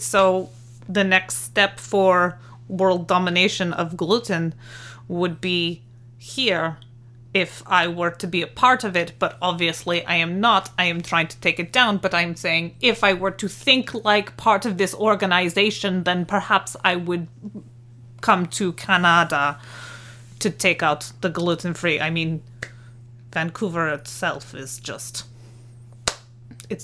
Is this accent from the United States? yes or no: no; Bulgaria; I am from Bulgaria, but obviously this organization is not headquartered there.